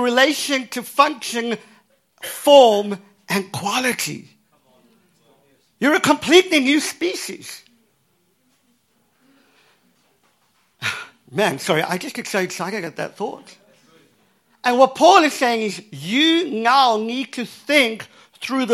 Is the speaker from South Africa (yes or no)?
yes; Cape Town, Western Cape, South Africa; I was born in Cape Town, in South Africa.